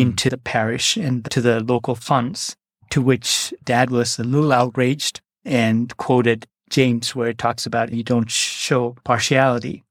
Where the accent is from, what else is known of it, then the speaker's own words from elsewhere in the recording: Kerala, India; also born or lived in Northeast India; now in United States; grew up in the Northeast for the first four years of my life and then came back down to the southern tip in a state called Kerala.